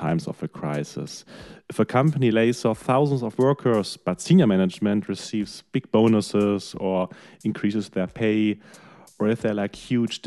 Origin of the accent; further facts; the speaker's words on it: Germany; my home country, in Germany